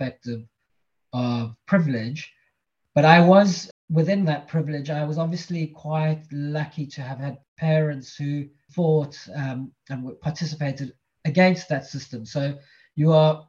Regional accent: Cape Town, Western Cape, South Africa; moved away as an adult; So I'm originally from South Africa. I was born in Cape Town. I grew up there, spent the first 18 years

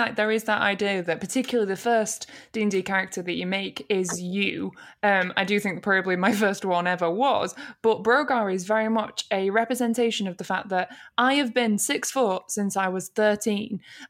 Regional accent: Manchester area / Lancashire, North West England, United Kingdom; I am technically from Lancashire as well.

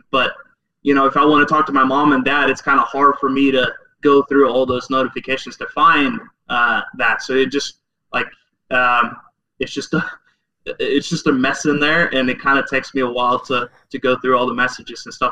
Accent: Norway; moved away as an adult; also born or lived in Oklahoma; I grew up in Norway

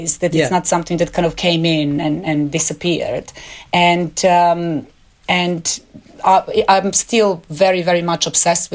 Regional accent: Belgrade, Serbia; moved away as an adult; my hometown Belgrade

